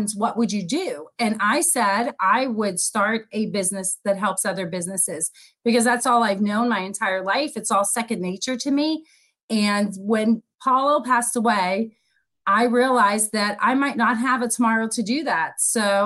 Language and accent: English; Pittsburgh, Pennsylvania, United States; also born or lived in East Coast; now in Palm Coast, United States; I'm originally from Pittsburgh, Pennsylvania, and I have had the pleasure of living all up and down the East Coast, but I found my home and have dug my roots right here in Palm Coast, Florida